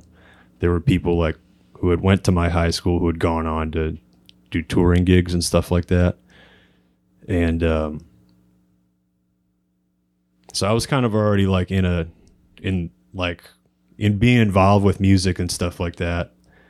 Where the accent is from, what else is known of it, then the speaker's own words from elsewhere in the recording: Ferguson, Missouri, United States; I grew up in Ferguson, Missouri.